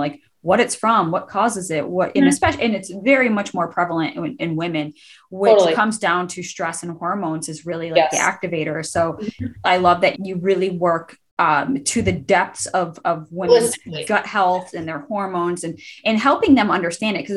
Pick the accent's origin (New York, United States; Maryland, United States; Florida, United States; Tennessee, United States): New York, United States; Buffalo; I grew up in Buffalo